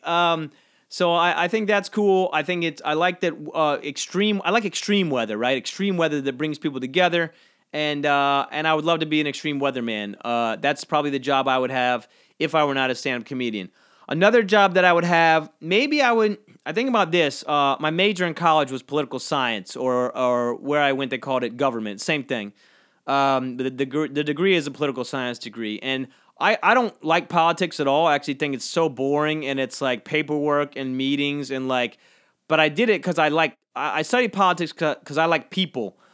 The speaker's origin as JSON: {"language": "English", "country": "United States", "tie": "born or raised there", "said": "where I'm from, between Savannah and Jacksonville, it's kinda tucked"}